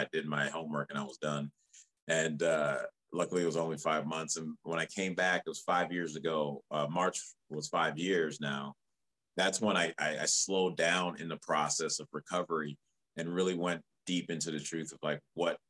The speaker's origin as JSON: {"language": "English", "area": "outside of Chicago", "region": "Illinois", "country": "United States", "tie": "born or raised there", "also_born_or_lived": "Liberia", "moved": "as an adult", "lives_now": "Los Angeles, United States", "said": "a homie that I grew up actually in my hometown, but we didn't meet till we were out here, a hometown outside of Chicago."}